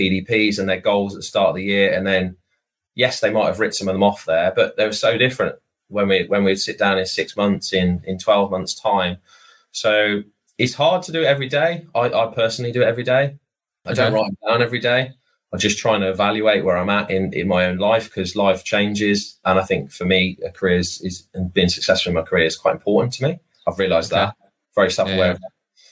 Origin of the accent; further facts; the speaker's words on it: Hereford, West Midlands, United Kingdom; moved away; I was from Hereford